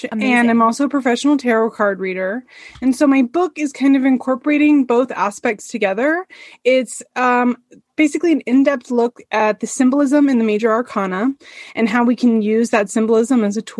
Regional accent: San Francisco, California, United States; moved away; I'm from the San Francisco area originally, and there was an outlet mall by my house

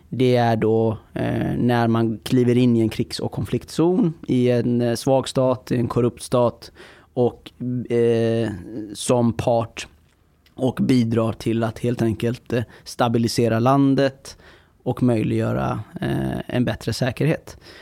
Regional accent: Iran; now in Sweden; jag kommer från Iran

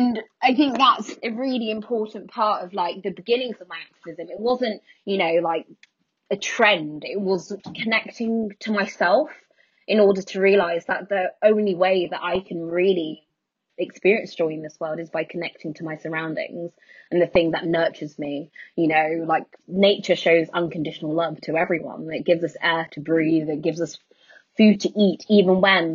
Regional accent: London, United Kingdom; also born or lived in Skegness; I grew up in poverty in North London

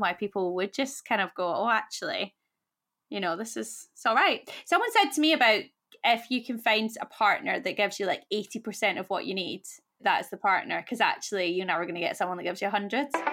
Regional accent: Scotland, United Kingdom; now in London, United Kingdom; I'm Scottish, he's Welsh, we live in London

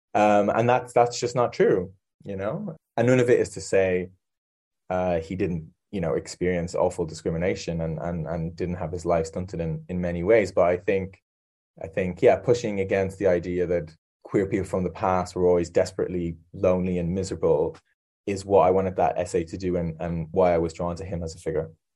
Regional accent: Ireland; moved away; I'm also Irish

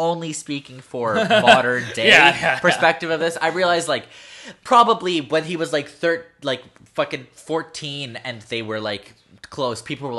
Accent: Canada; Hi, we're from Canada.

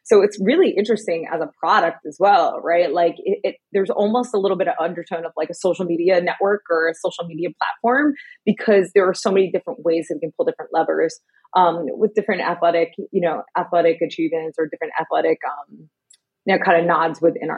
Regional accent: New York City, New York, United States; Like growing up in New York City, like that Nupsy jacket meant everything with your Tims.

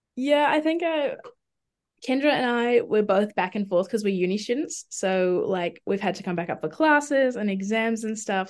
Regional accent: Auckland, New Zealand; also born or lived in Dunedin; I'm from Auckland.

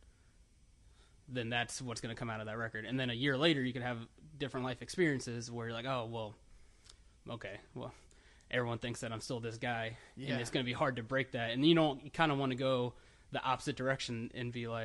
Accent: Land O'Lakes, Florida, United States; also born or lived in Tampa, Florida; I was born in Tampa, and then different time, but my parents got divorced when I was about 3. So then from there, I moved up to Land O'Lakes, which is in Pasco County, a little bit north of Tampa

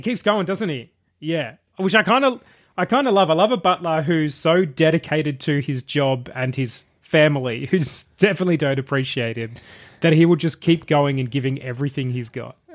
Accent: Traralgon, Victoria, Australia; I grew up in Terralgan in the country.

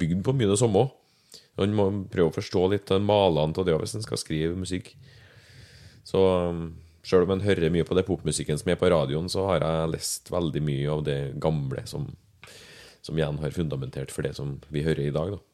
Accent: Verdal, Trøndelag, Norway; moved away as an adult; now in Levanger, Norway; født og oppvokst på Verdalen. Ja. Bodde der til jeg var 19 ish. Så flytta jeg hit, til Levanger

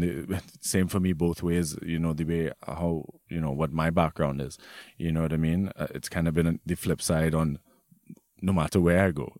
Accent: Trinidad & Tobago; moved away as an adult; now in Germany; I grew up in Trinidad my whole life

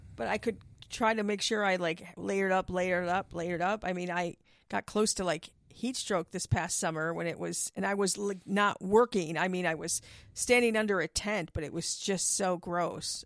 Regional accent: Milwaukee, Wisconsin, United States; moved away; I grew up in Milwaukee

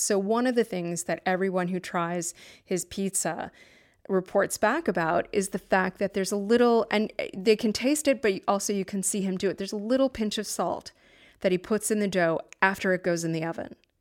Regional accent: New Haven, Connecticut, United States; I'm from New Haven

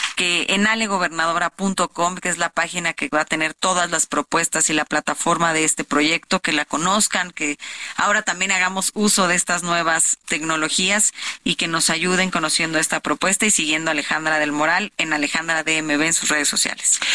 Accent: State of Mexico, Mexico; soy hija del Estado de México, nací, crecí, he sufrido el Estado también

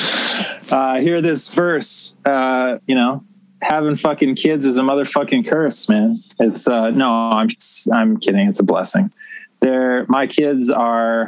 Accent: Canada; I was born in Canada

